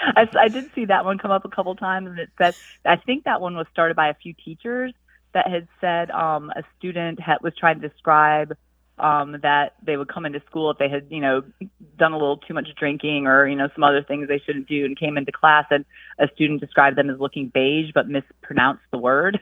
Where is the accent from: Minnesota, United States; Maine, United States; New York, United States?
New York, United States; Brockport; moved away as an adult; now in Columbia, United States; I'm originally from Brockport, New York.